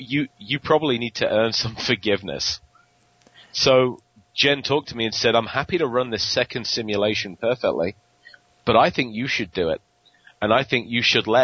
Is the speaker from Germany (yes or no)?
no; England, United Kingdom; accent: English; moved away; my English accent